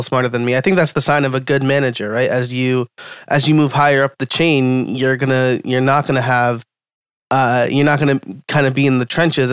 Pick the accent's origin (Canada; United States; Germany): United States; New York; That's my home state